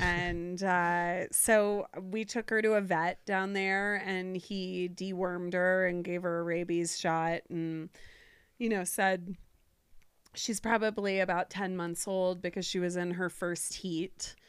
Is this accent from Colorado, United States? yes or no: no; Cincinnati, Ohio, United States; now in Jackson Hole, United States; Ohio. Cincinnati.